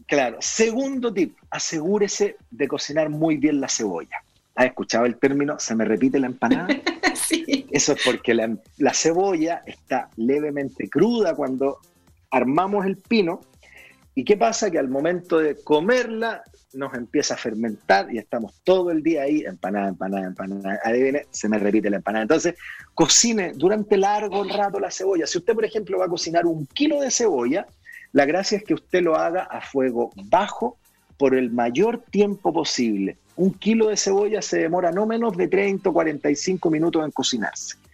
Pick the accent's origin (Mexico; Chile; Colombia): Chile; soy embajador de los sabores de mi país